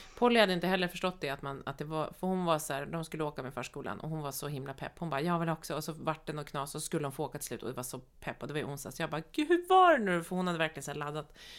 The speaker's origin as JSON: {"language": "Swedish", "region": "Norrland", "country": "Sweden", "said": "Anna och jag är norrlänningar båda två"}